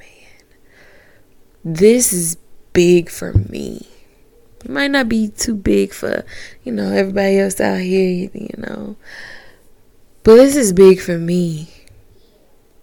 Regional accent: Augusta, Georgia, United States; somebody from Augusta, Georgia

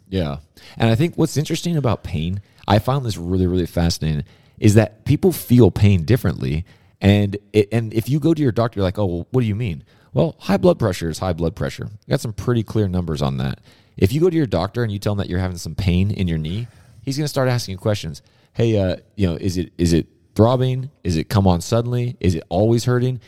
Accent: Southern California, United States; being a kid growing up in Southern California

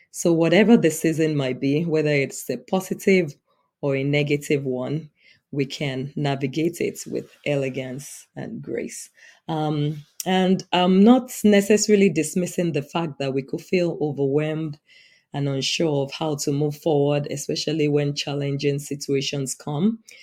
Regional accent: Nigeria; now in United States; I'm an immigrant in the U S. I was born and raised in Nigeria, but now the United States is my home.

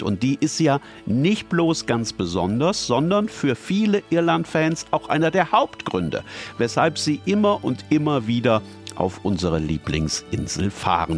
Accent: Germany; bei uns in Deutschland

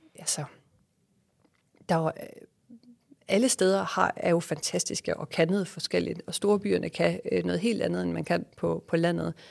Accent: West Jutland, Southern Denmark, Denmark; moved away as an adult; also born or lived in Malaysia / Australia / New York / Aarhus; vi jo øh, selv er født og opvokset i, i et lille lokalsamfund i Vestjylland

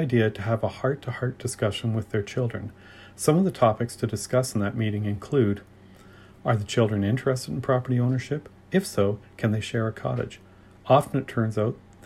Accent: Ontario, Canada; I'm from Ontario

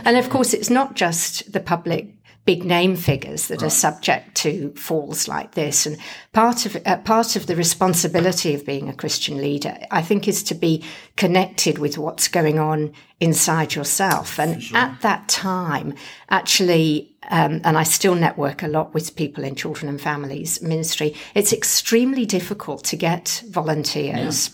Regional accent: England, United Kingdom; now in Western Australia, Australia; being English, I don't do a lot of yelling.

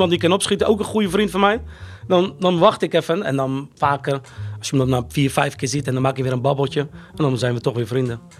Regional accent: Rotterdam, South Holland, Netherlands; born there; Ik ben geboren in Rotteknor, Rotterdam.

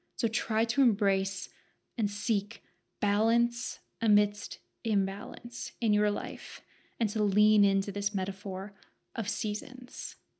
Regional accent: Southern Alberta, Canada; I'm from Southern Alberta, Canada

